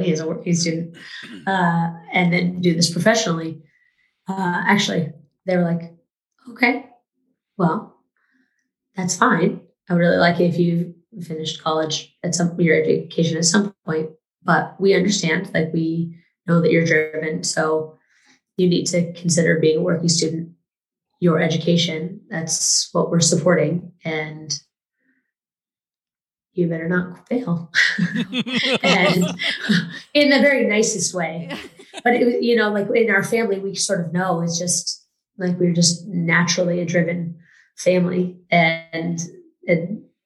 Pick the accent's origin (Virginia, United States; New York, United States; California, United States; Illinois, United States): California, United States; moved away; I'm from California originally